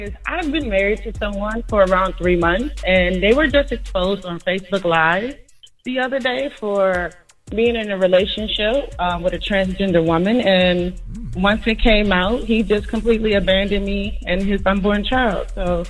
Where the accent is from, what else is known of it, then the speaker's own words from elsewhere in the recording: Florida, United States; I'm from Florida having people send me money from New Orleans